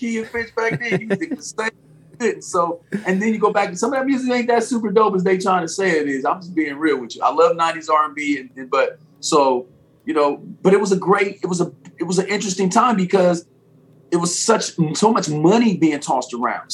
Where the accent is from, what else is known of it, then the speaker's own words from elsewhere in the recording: Chicago, Illinois, United States; now in California, United States; even though I'm originally from Chicago, but I've been out here about 16 years. So Cali's home.